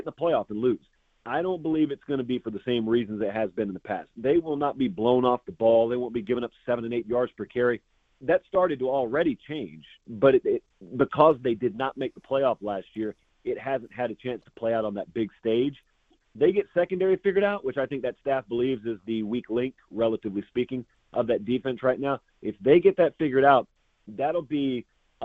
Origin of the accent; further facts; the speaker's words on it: Georgia, United States; I grew up in Georgia. And I'm in Georgia right now.